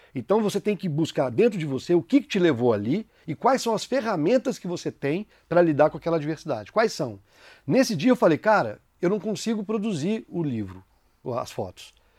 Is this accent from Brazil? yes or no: yes; São João del Rei, Minas Gerais, Brazil; Eu sou de São João del Rei, Minas Gerais